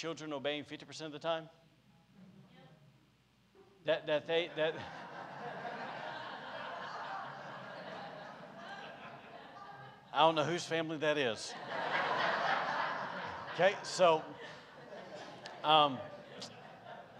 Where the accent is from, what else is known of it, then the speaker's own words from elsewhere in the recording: Podunk, Alabama, United States; now in Rockport, United States; I'm from Podunk, Alabama